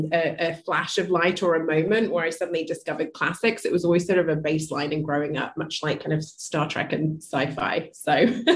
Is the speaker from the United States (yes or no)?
no; Wolverhampton, West Midlands, United Kingdom; moved away as an adult; also born or lived in Birmingham; So I was born in Birmingham and raised in Wolverhampton. Spent the first 18 years of my life there.